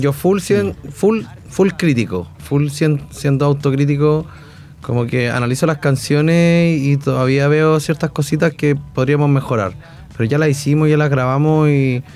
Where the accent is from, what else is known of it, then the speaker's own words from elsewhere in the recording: Chile; first language Spanish; somos chilenos y nuestra lengua materna es el español